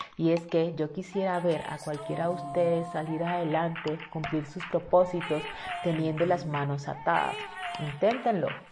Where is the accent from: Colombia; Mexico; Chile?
Colombia